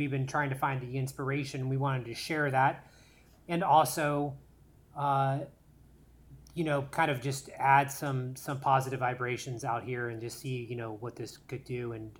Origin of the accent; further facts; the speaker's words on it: Orlando, Florida, United States; moved away as an adult; now in Los Angeles, United States; I am from Orlando, just like my brother. I started out doing stand-up and doing comedic rap songs out in Orlando. Then I moved to Los Angeles